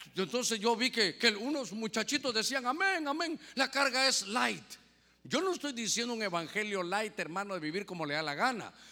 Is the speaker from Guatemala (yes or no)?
yes; Guatemala; now in Honduras; Ahora soy catrapín, mitad catracho y mitad chapín